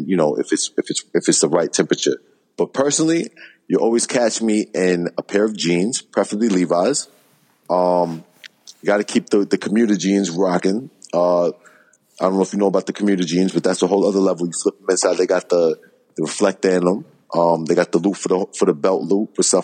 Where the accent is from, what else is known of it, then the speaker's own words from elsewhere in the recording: New York City, New York, United States; I'm from Queens, New York